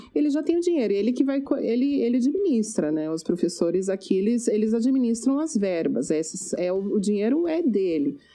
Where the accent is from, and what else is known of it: Brazil; moved away as an adult; now in Canada